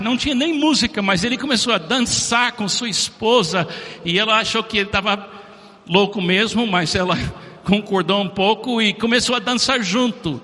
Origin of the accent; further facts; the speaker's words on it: Miami, Florida, United States; Portuguese is a second language; moved away; Eu, como americano, nasci em Miami em 1951, muitos anos atrás.